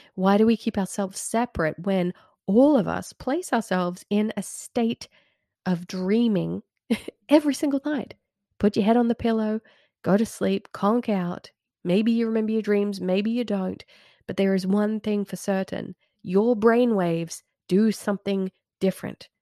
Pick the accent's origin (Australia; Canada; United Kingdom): Australia; Red Hill; moved away as an adult; now in United States; an old area that I used to live in when I was growing up in Red Hill in the nineties.